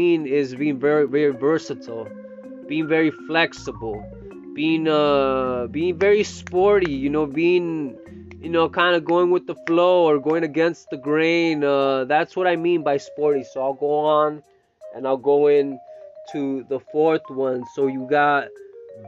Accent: Salinas, California, United States; also born or lived in Stockton, California; I grew up here in Salinas since 1989

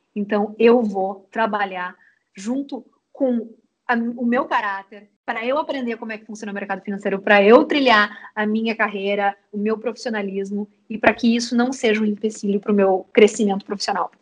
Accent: Uruguaiana, Rio Grande do Sul, Brazil; moved away as an adult; also born or lived in New York; now in Porto Alegre, Brazil; eu sou guria do interior, eu sou de Uruguaiana, numa cidadezinha da fronteira oeste aqui do Rio Grande do Sul

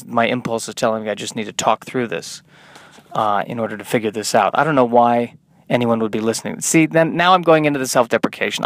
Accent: Colorado, United States; I'm Jewish and from Colorado

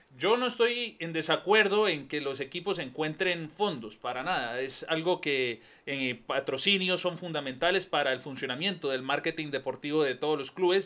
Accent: Panama; haber dicho que soy de Panamá

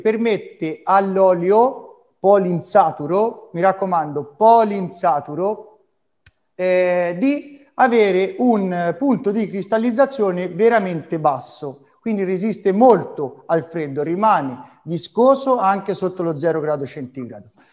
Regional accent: Arezzo, Tuscany, Italy; amo infinitamente la mia terra e la mia città. Francesco Redi, mio avo, aretino

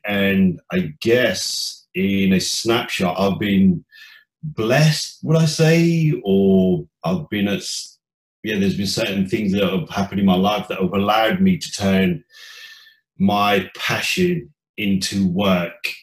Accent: Leicester, East Midlands, United Kingdom; I was born and bred in the Midlands, Leicester

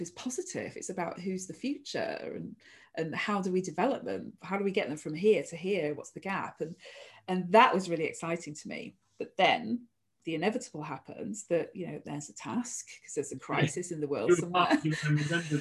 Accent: near Manchester Airport, North West England, United Kingdom; I grew up near Manchester Airport

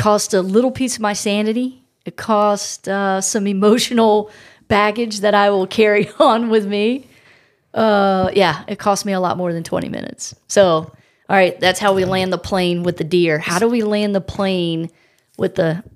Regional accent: South Carolina, United States; I'm from South Carolina.

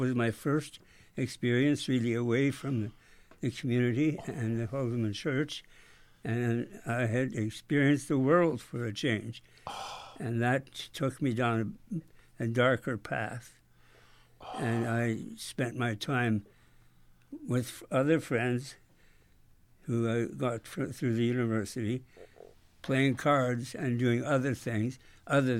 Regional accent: Linden, Alberta, Canada; moved away; also born or lived in Revelstoke, British Columbia / Saskatoon, Saskatchewan; I was born in a rented farmhouse near Linden, Alberta, about 18 miles from Three Hills, Alberta.

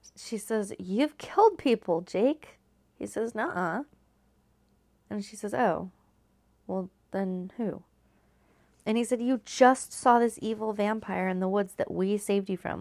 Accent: California, United States; now in Washington, United States; Growing up in California

